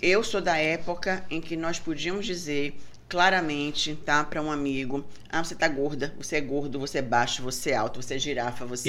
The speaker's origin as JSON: {"language": "Portuguese", "region": "Bahia", "country": "Brazil", "said": "sou é. baiana"}